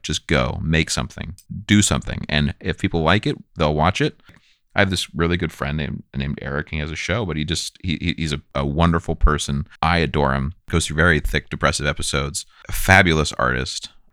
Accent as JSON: {"language": "English", "area": "Bay Area", "region": "California", "country": "United States", "tie": "born or raised there", "said": "being a white cis male growing up in the Bay Area"}